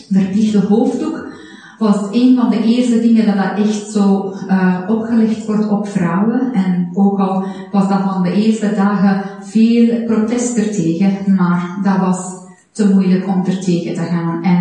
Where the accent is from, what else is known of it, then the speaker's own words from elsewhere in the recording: Iran; now in Belgium; Ik ben geboren en getogen in Iran. Toen ik geboren was, waren 70